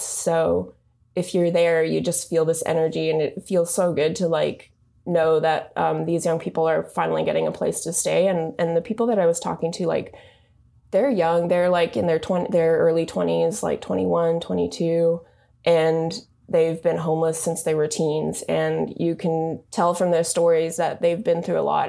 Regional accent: Japan; also born or lived in California; now in Bay Area, United States; I'm actually from Japan. I moved to the U S about twelve years ago

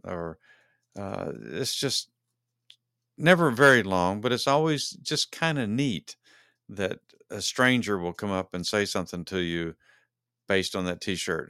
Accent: Dallas, Texas, United States; both Dennis Lee and I are fans of the Dallas Cowboys because we are from Dallas, Texas

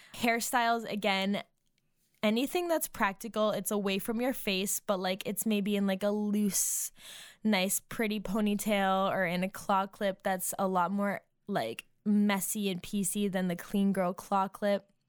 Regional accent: Massachusetts, United States; now in Nashville, United States; as a New Englander, because I'm from Massachusetts, but I am now living in Nashville

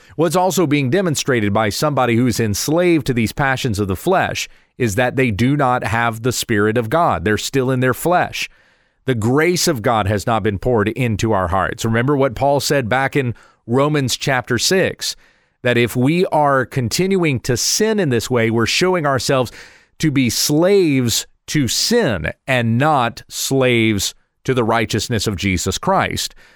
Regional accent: United States; we as citizens of this nation, speaking as an American

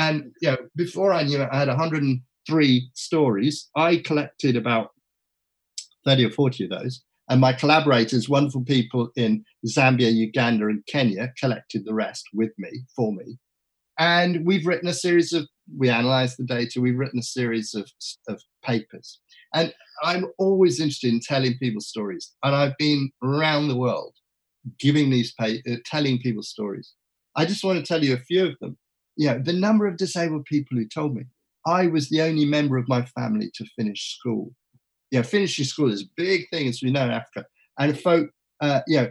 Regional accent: England, United Kingdom; I was from England

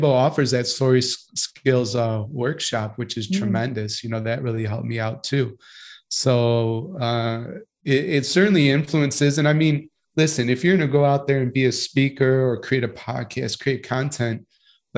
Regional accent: Chicago, Illinois, United States; I'm from Chicago

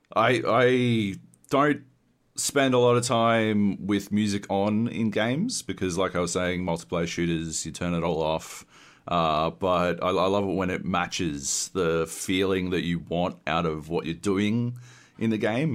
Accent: Australia; growing up in Australia

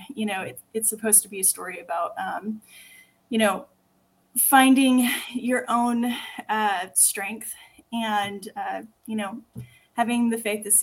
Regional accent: Texas, United States; accent: Texan; I sound super Texan

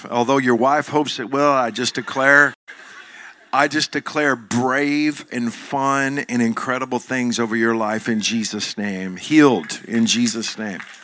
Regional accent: Joshua, Texas, United States; I'm from Johnson County, Texas. I'm, I'm from Joshua, Texas

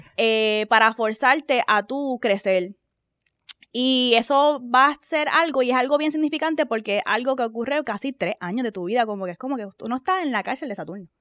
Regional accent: Puerto Rico; moved away; also born or lived in United States; nosotros vivíamos en Estados Unidos, se regresamos a Puerto Rico, y cuando regresamos a Puerto Rico

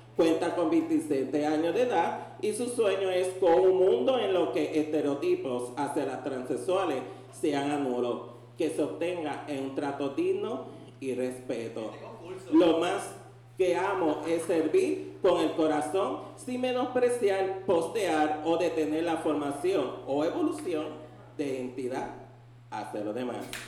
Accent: Ponce, Puerto Rico; now in San Juan, Puerto Rico; soy de la ciudad nacida y criada de Ponce eh, de Ponce fue que vine a invadir la bandera acá, como decimos, a San Juan

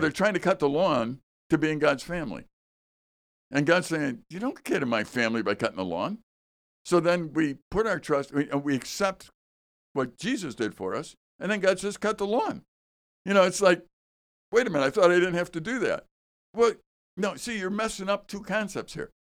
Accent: Chicago, Illinois, United States; now in Wisconsin, United States; I grew up in Chicago

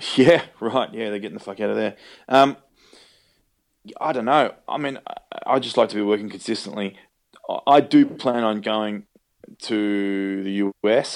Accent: Australia; accent: Australian; I love working in Australia and I love being able to use my own accent.

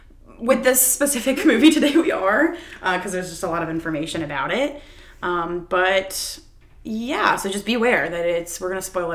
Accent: Wilmington, North Carolina, United States; also born or lived in New York; I am now back in my hometown, Wilmington, North Carolina. I'm technically living with my parents.

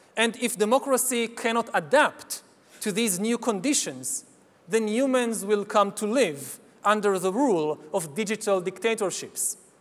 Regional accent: Israel; my home country of Israel

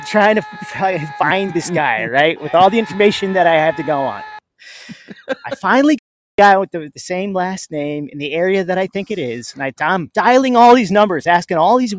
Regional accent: Los Angeles, California, United States; I was born in Los Angeles

